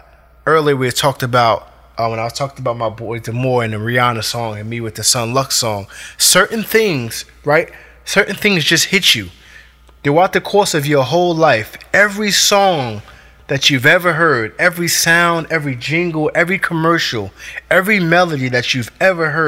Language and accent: English; Newark, New Jersey, United States; I grew up in Newark. You know what I mean? Newark, New Jersey, Brick City